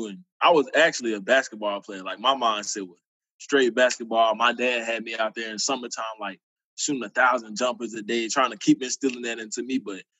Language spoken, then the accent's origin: English; Abbeville, Mississippi, United States; Well, Mississippi raised kid, born and raised in Abbeville, Mississippi, a small town outside of Oxford. Went to go play high school ball out there in Lafayette County.